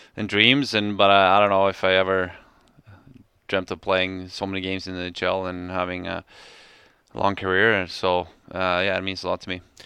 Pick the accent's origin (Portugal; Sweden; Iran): Sweden; moved away as an adult; now in Calgary, Canada; my hometown, uh, Landis Gog